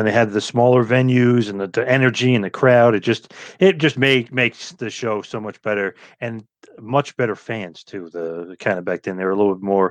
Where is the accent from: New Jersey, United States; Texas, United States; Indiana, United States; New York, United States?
New Jersey, United States; also born or lived in Asbury Park, New Jersey; I'm actually from New Jersey, but Philly's probably like an hour from me.